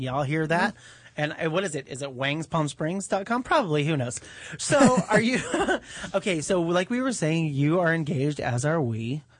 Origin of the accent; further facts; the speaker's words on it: Los Angeles, California, United States; You and I are LA natives. Born and raised here.